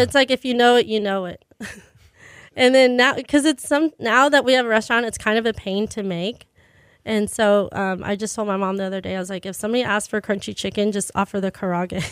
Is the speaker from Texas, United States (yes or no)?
yes; Pearland, Texas, United States; I'm from Pearland